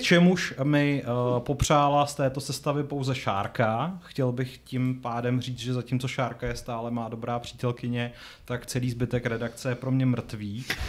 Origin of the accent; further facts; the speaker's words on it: Strakonice, South Bohemian Region, Czechia; moved away; jsem původem ze Strakonic